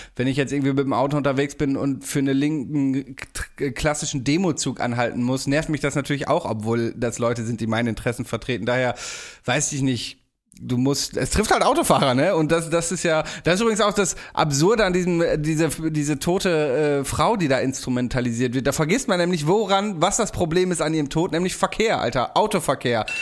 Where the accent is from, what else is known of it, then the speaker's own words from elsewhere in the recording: Steinfeld, Lower Saxony, Germany; meinem Nachbarort, in meiner Heimat in Steinfeld